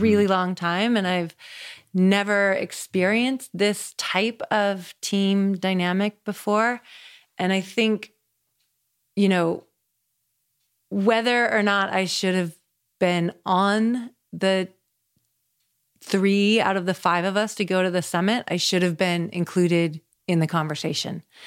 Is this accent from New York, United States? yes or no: no; Seattle, Washington, United States; moved away as an adult; also born or lived in Colorado; I grew up in Seattle, Washington